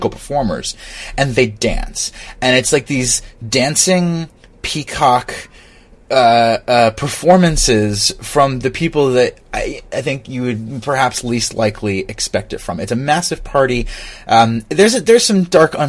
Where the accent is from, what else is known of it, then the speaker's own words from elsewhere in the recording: Philadelphia, Pennsylvania, United States; we're from Philadelphia